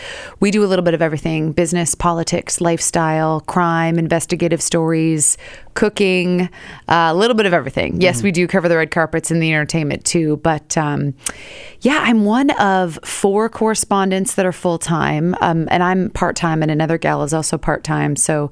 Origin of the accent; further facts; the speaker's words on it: Seattle, Washington, United States; moved away as an adult; now in New York City, United States; Born and raised in Seattle.